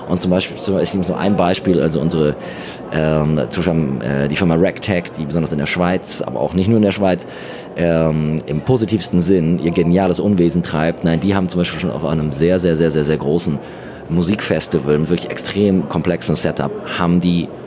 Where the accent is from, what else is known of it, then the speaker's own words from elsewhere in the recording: Austria; was ja für uns früher eher so, gerade als Österreicher, äh, ein bisschen problematischer war